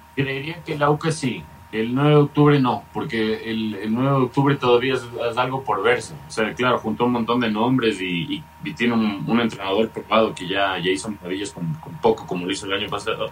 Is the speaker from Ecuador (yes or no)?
yes; Ecuador; como ecuatorianos